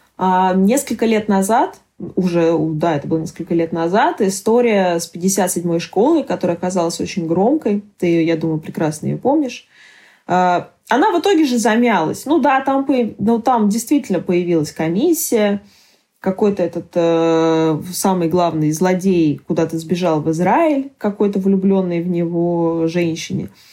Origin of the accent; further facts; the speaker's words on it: Barnaul, Altai Krai, Russia; я родилась в Барнауле.